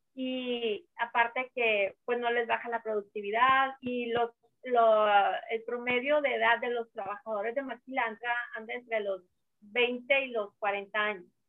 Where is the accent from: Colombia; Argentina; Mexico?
Mexico; northern Mexico; soy norteña